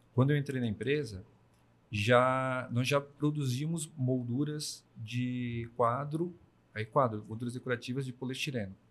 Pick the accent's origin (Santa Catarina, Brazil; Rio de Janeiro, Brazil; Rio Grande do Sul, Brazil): Santa Catarina, Brazil; Braço do Norte; eu sou natural de Braço Norte